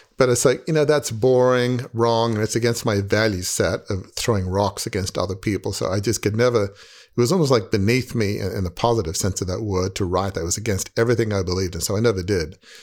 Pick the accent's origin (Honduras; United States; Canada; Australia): Australia; moved away; I'm from Australia